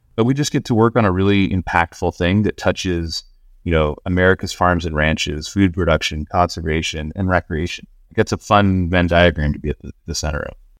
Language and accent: English; Southern California, United States; moved away as an adult; also born or lived in Laguna Beach, California / Boston; I grew up in Southern California, uh, surfing, fishing, spear fishing, hunting.